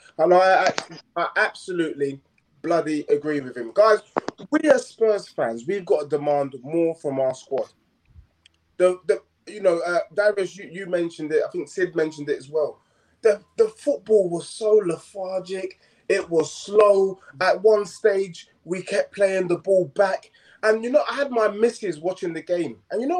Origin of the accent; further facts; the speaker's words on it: London, United Kingdom; I grew up in Tottenham. Prime school opposite the Tottenham Hotspur Stadium, St. Paul's and All Hallows. I attended that school.